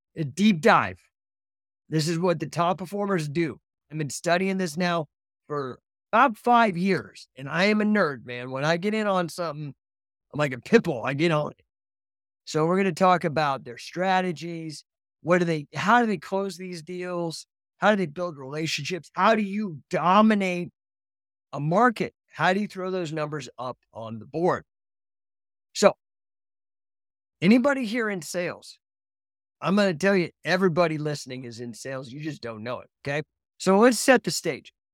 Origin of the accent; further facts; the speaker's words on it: Colorado, United States; moved away; also born or lived in California / Utah; I grew up in Colorado, but I moved to California